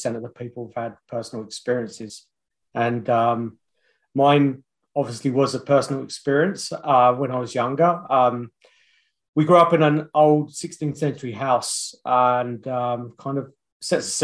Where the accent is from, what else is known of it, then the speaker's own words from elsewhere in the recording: London, United Kingdom; also born or lived in Australia / New Zealand; now in Kamloops, Canada; I'm from London. That's where I was originally from